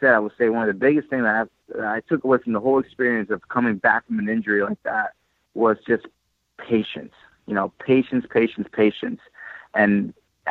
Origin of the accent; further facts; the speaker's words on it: New York, United States; moved away as an adult; also born or lived in California; I was, you know, born and raised in New York